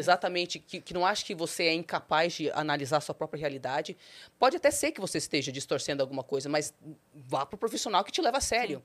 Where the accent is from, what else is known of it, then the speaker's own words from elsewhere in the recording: Brazil; also born or lived in United States; Eu sou brasileira